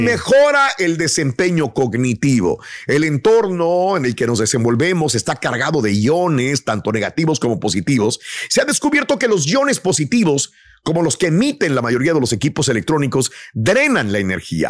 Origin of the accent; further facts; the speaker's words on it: Matamoros, Tamaulipas, Mexico; yo soy de Matamoros, Tamaulipas